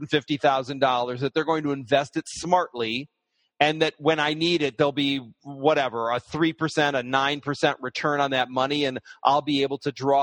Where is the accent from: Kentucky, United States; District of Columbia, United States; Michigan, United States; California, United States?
Michigan, United States; Detroit; now in New York, United States; I grew up in Detroit